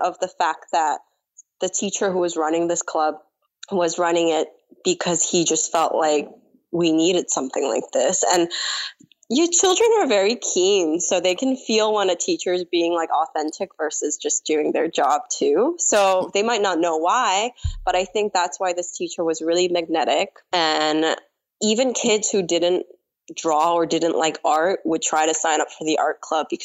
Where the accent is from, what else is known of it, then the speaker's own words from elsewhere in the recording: New York City, New York, United States; English is a second language; also born or lived in South Korea; I grew up in Queens